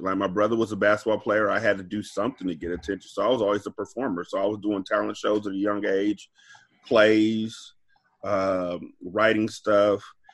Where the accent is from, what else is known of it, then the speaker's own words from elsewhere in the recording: California, United States; I grew up here in California.